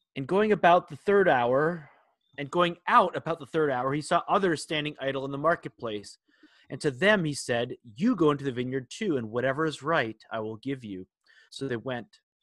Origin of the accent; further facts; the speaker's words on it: Minnesota, United States; we are Vikings fans growing up in Minnesota